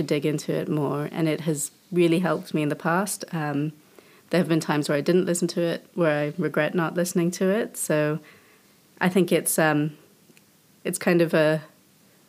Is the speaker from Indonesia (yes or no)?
yes; Indonesia; moved away; So I grew up in Indonesia